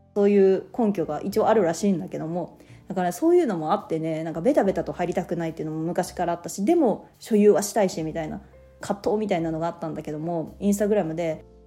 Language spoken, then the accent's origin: Japanese; Japan; 私はその国に生まれて幸せだなと思ってる